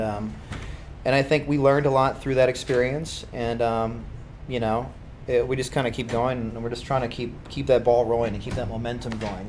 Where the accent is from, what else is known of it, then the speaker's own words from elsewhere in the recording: Kaukauna, Wisconsin, United States; also born or lived in Appleton; now in Green Bay, United States; I'm actually from Appleton originally